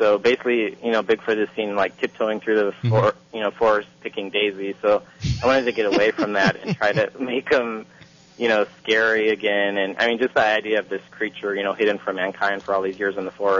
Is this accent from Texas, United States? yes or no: no; Longview, Washington, United States; now in Los Angeles, United States; growing up in Longview